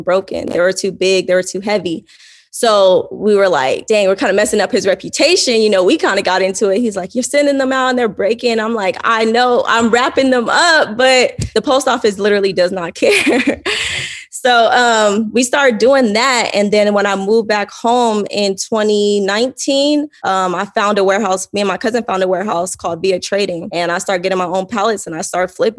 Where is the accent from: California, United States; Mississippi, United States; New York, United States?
California, United States; Fontana; moved away as an adult; also born or lived in Pasadena, California; now in Arizona, United States; I was born in Pasadena, but we moved to like Fontana, grew up in Fontana, California.